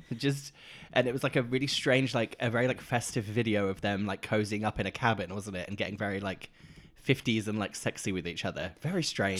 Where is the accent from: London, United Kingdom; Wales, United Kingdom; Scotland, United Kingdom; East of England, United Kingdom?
East of England, United Kingdom; Norfolk Broads; I grew up in the Norfolk Broads, which is, like, that, all those, the, the waterways